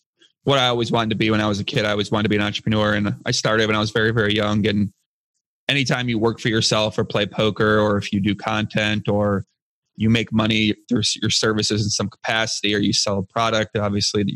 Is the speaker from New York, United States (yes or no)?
no; outside of Chicago, Illinois, United States; I grew up outside of Chicago, about 45 minutes south of Chicago